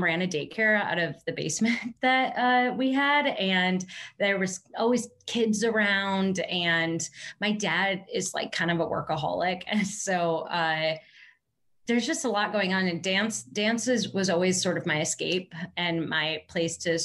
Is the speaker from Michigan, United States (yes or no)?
yes; Tecumseh, Michigan, United States; I grew up in a very small town, kind of in the middle of nowhere, literally in the middle of cornfield, called Tecumseh, Michigan